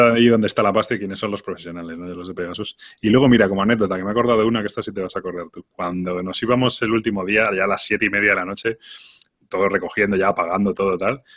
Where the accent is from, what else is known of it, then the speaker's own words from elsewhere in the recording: Spain; nosotros como buenos españoles